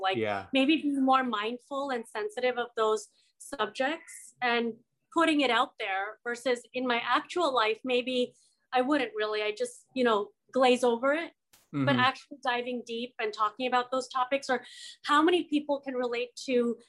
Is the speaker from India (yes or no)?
yes; India; to be honest, being Indian, like a lot of the time, you've heard this as well, when you talk about minorities, you see a caricature of the minorities.